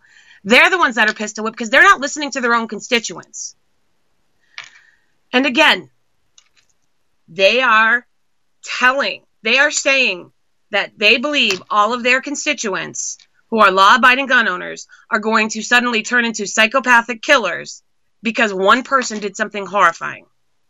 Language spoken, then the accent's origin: English; Massachusetts, United States; She has been one of the worst representatives I've ever had, and I came from Massachusetts.